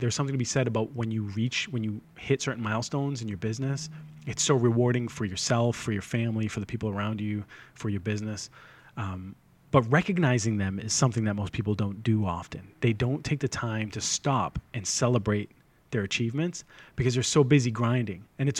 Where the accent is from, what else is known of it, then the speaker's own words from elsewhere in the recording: Boston, Massachusetts, United States; Because, I'm from the North Shore of Boston.